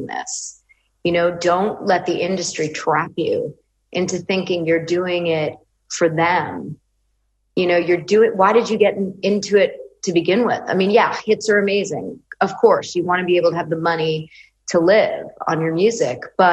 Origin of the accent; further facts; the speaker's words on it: Westchester, New York, United States; I was raised in Westchester, New York